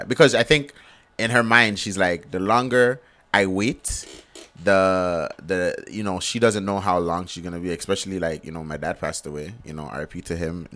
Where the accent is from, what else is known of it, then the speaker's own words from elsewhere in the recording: Toronto, Ontario, Canada; I grew up in Finch, but I had a two-parent home